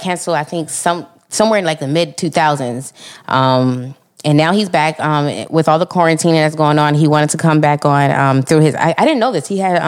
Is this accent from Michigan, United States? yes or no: no; New York, United States; because my thing is, I'm from New York.